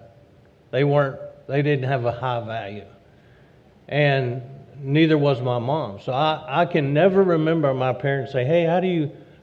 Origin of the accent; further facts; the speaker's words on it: Louisiana, United States; I grew up in Louisiana